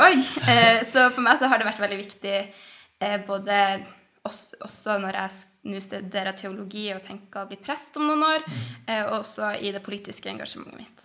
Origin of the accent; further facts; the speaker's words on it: Northern Norway, Norway; jeg er nordlending